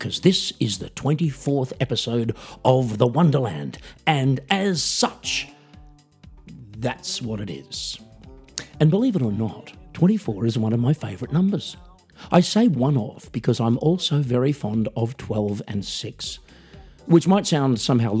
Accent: Australia; I'm an Australian musician, singer, songwriter, comedian

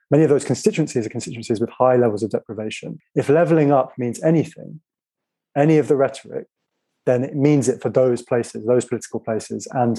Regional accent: Finland; English is a second language; now in United Kingdom; And why should I be cold in Britain? I come from Finland.

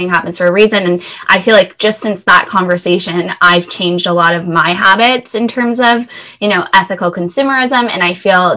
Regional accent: Thornhill, Ontario, Canada; So I grew up just north of Toronto in Thornhill and had a pretty typical childhood

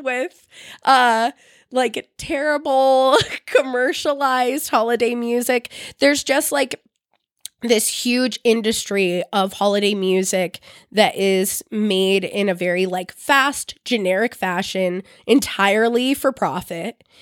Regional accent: Bay Area, California, United States; I'm from the Bay Area.

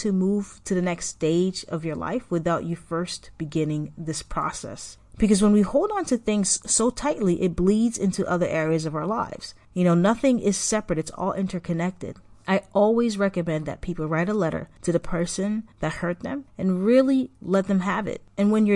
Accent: Massachusetts, United States; also born or lived in Haiti; I moved to Massachusetts when I was 5, going on 6

